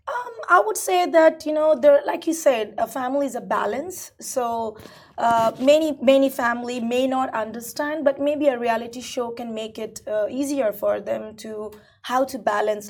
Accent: India; now in United Arab Emirates; I'm originally Indian, right? So coming from India

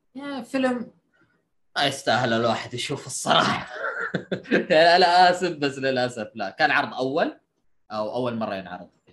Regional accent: Saudi Arabia; أنت كسعودي

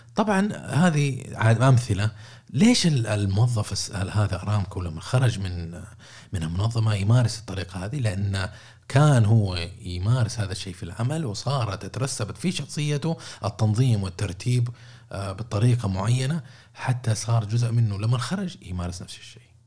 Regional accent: Saudi Arabia; عندنا في السعوديه

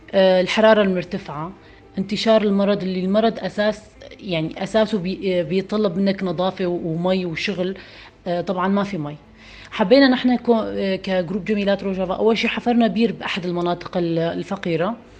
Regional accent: northern Syria, Syria; نحن من الشمال السوري

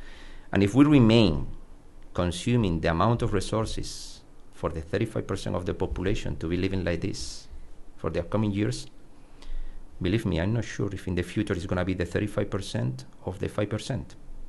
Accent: Córdoba, Andalusia, Spain; born there; English is a second language; I was born in Cordoba, in the south of Spain, where the weather is very hot

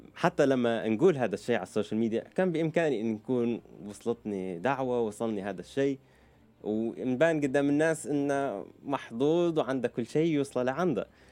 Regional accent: Libya; accent: Libyan; moved away as an adult; also born or lived in Virginia, United States / Lebanon / Turkey / United Kingdom; now in Dubai, United Arab Emirates; أنا خلقت بأمريكا بفرجينيا آه، بس أهلي عاشوا 17 سنة في أمريكا لما أنا خلقت بعد سنتين آه، قرروا أن يرجعوا على ليبيا عشت في ليبيا طفولتي

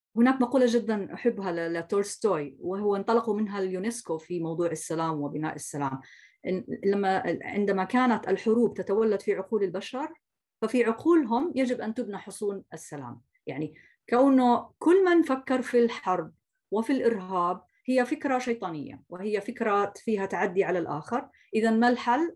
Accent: Jordan; عندنا في الاردن

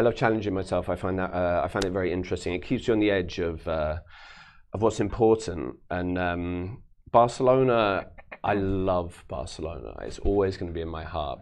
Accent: London, United Kingdom; I grew up in London

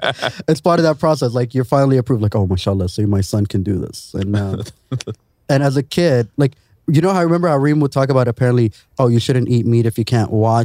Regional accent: Sharjah, United Arab Emirates; I remember growing up in Sharjah

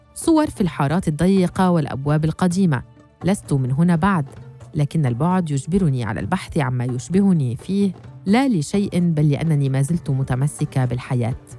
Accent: Damascus, Damascus Governorate, Syria; moved away as an adult; also born or lived in Salamiyah; now in Turkey; من دمشق بما أنني ولدت وكبرت فيها

